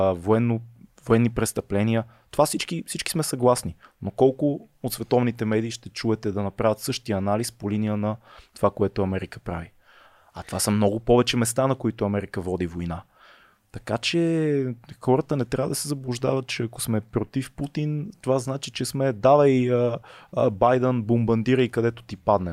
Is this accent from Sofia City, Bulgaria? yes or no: yes; Sofia, Sofia City, Bulgaria; аз съм израснал в София